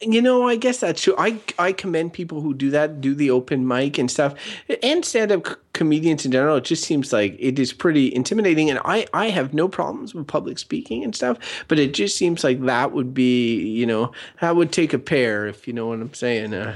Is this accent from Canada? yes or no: yes; Canada; growing up in Canada